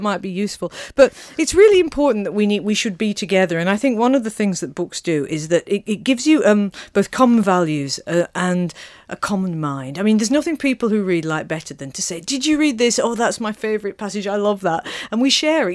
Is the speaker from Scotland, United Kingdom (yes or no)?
no; Manchester, North West England, United Kingdom; moved away; Manchester, where I was born.